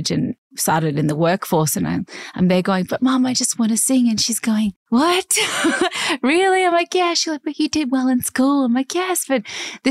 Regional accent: Cairns, Queensland, Australia; moved away as an adult; now in Sydney, Australia; Growing up in Cairns, our trips each year were to Brisbane to see my grandparents.

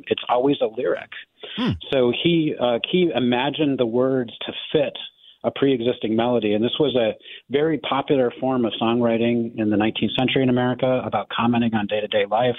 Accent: United States; as an American

